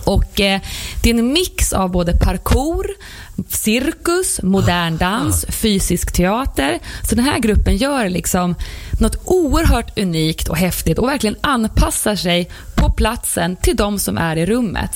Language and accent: Swedish; Herräng, Stockholm County, Sweden; now in Stockholm, Sweden; Jag är uppväxt i Herräng